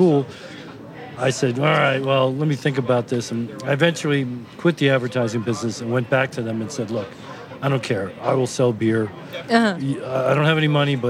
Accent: Huntington, New York, United States; moved away; also born or lived in Park Slope, Brooklyn; I'm originally a Long Island boy

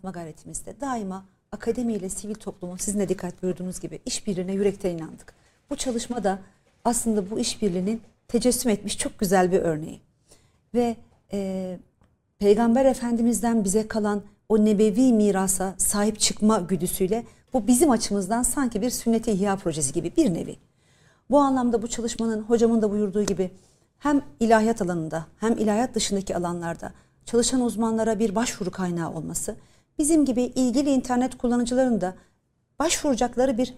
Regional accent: Turkey; kodlaması biz Türkler olarak olarak

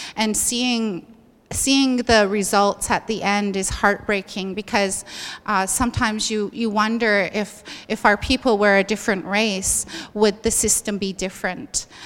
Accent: southern Alberta, Canada; I come from the Blackfoot Territory in southern Alberta

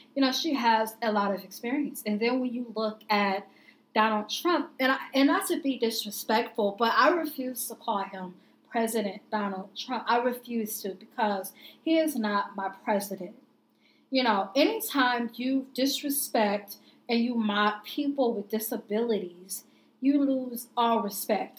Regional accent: Indianapolis, Indiana, United States; I grew up in Indianapolis, and I had never experienced racism until I went away to college, living in Southern Indiana

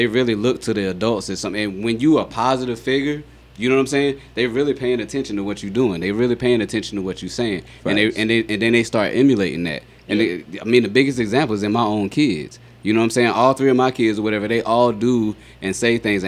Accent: Marion, South Carolina, United States; now in Las Vegas, United States; I'm from a small town in South Carolina. You know what I'm saying? I'm from Marion, South Carolina

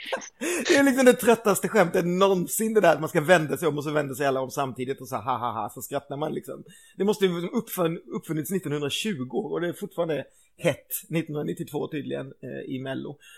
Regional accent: Karlskrona, Blekinge, Sweden; moved away as an adult; also born or lived in Gothenburg; året som jag flyttade hemifrån och började plugga på universitet. Så jag flyttade från Karlskrona till Göteborg

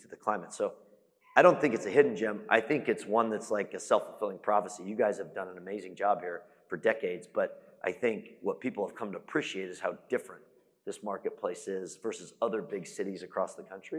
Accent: Phoenix, Arizona, United States; moved away as an adult; also born or lived in Dallas-Fort Worth, Texas; now in Dallas, United States; I'm from Phoenix, which I think is also a phenomenal market. I've lived here now 6 years

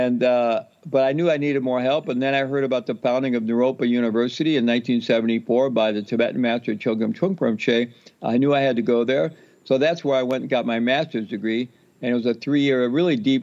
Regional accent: the Midwest of the U.S., United States; I grew up Roman Catholic in the Midwest of the U.S.

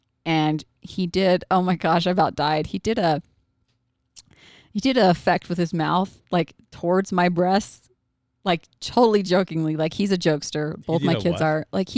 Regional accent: United States; And I was raised in America, but I was in a bubble my whole life.

